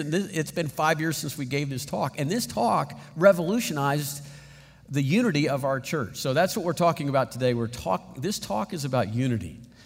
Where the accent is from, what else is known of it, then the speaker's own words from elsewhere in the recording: San Antonio, Texas, United States; I grew up in San Antonio